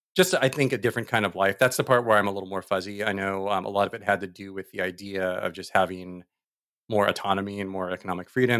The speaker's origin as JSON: {"language": "English", "town": "Diamond Bar", "region": "California", "country": "United States", "tie": "born or raised there", "said": "I was born in Diamond Wire, which is the town that I think is as old as I am"}